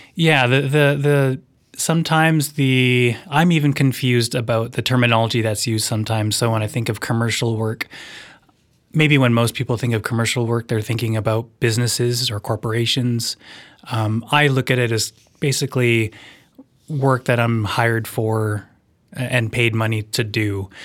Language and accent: English; Vancouver, British Columbia, Canada; now in Nelson, Canada; where I grew up, in a suburb of Vancouver, it was a, a very white place.